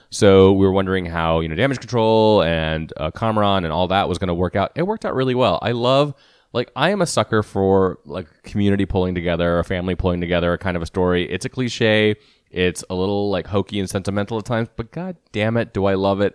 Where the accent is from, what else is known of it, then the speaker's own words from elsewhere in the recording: India; I am Indian, so I can make that accent